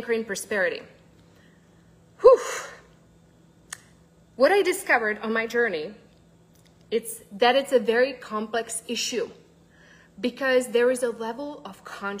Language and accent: English; Czechia; moved away; I'm actually originally from the Czech Republic